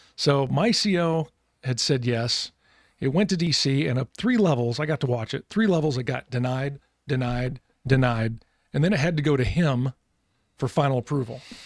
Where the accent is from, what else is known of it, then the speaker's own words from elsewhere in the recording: Galesburg, Illinois, United States; moved away as an adult; I grew up in Galesburg, Illinois, small little farm town